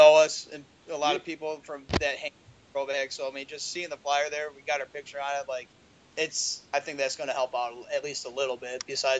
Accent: Piatone, Illinois, United States; we're all from Piatone. We all went to Piatone High School.

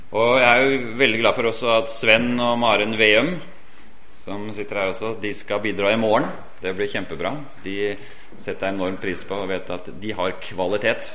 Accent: Oslo area, Norway; accent: Oslo dialect; moved away as an adult; also born or lived in Portugal; Jeg har jo Oslo-dialekt, og det stemmer at jeg kommer fra Oslo-området

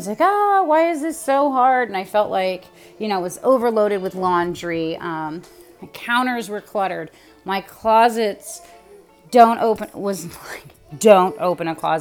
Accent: California, United States; now in Ohio, United States; I'm originally from the West Coast, California. I am currently living in Ohio

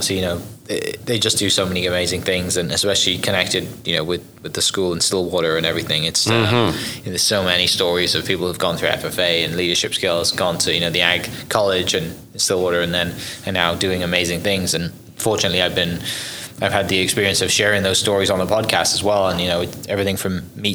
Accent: Wales, United Kingdom; moved away; I'm from Wales, and there's more sheep in Wales than people

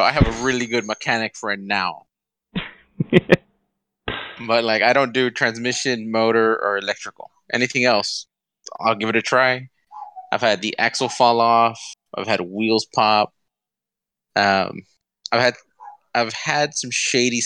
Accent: South Texas, United States; I'm from South Texas

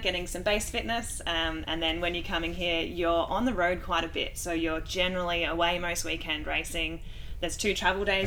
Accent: Australia; I'm Australian

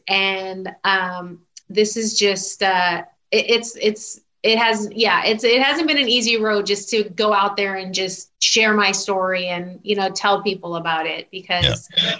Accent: Southern California, United States; also born or lived in Houston, Texas; I still consider myself SoCal because we moved back out here when I was still really young, before I even started kindergarten.

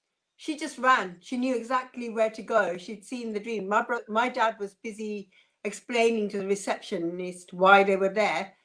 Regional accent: Uganda; born or raised there

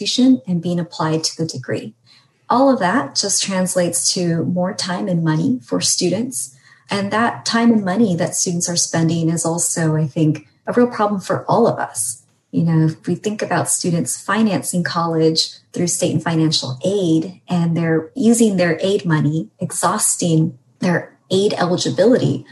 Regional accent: California, United States; as a Californian

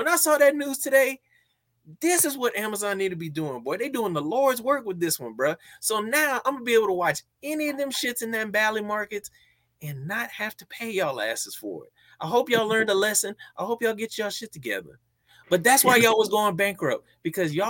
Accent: Louisiana, United States; now in Atlanta, United States; I grew up in Louisiana

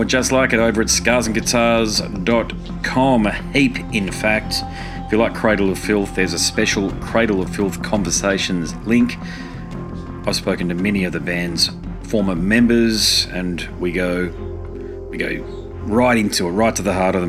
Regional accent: Brisbane, Queensland, Australia; my hometown, Brisbane

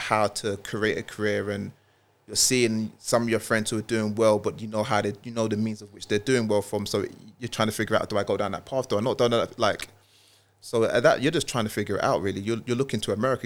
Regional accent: London, United Kingdom; also born or lived in Walthamstow / Milan; North London, I was born in East, born in Milan, but North London is home for me

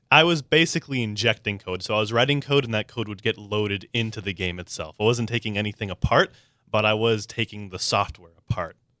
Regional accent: San Diego, California, United States; I'm a born and raised native, uh, to San Diego, very proud

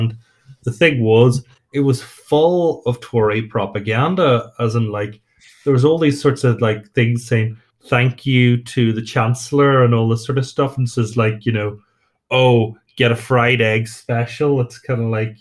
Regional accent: Northern Ireland, United Kingdom; I'm from Northern Ireland

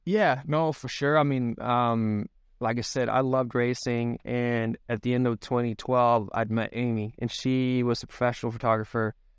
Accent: Sweden; moved away as an adult; now in United States; I'm born and raised in Sweden, the country

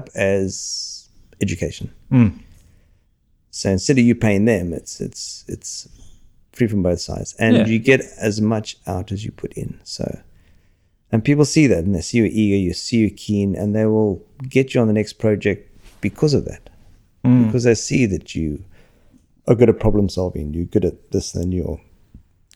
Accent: Australia; also born or lived in London; coming from Australia, working over there

